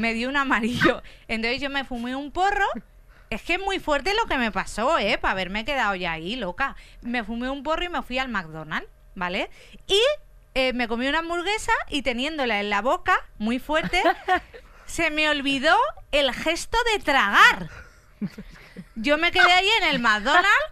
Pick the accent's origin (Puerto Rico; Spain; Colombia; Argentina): Spain; Valencia, Valencian Community; moved away; yo vengo de Valencia